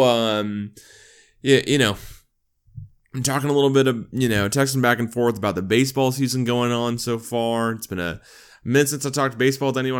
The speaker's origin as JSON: {"language": "English", "region": "Oklahoma", "country": "United States", "tie": "born or raised there", "said": "growing up in Oklahoma"}